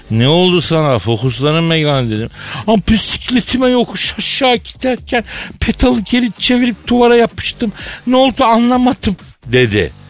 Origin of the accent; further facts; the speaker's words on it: Elazığ Province, Turkey; Ben de e, ben Malatyalı değil Elazığlıyım yavrum dedim.